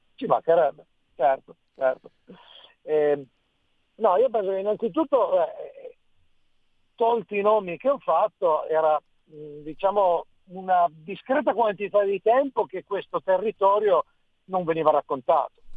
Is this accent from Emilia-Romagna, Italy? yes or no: no; Piedmont, Italy; da piemontese non posso assolutamente prescindere né da Beppe Fenoglio né da Cesare Pavese innanzitutto, io d'altronde vengo proprio dalle loro terre